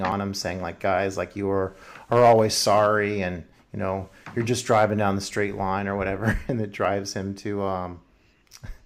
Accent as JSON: {"language": "English", "country": "United States", "said": "as an American"}